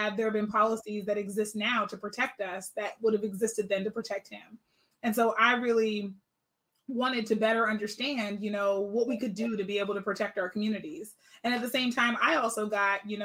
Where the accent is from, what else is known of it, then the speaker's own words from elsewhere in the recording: Pittsburgh, Pennsylvania, United States; now in Sacramento, United States; I'm originally actually from Pittsburgh, Pennsylvania.